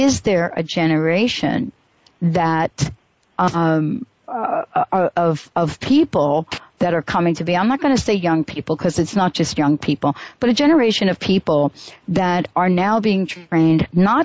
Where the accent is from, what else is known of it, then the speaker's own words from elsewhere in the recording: New York, United States; Growing up in New York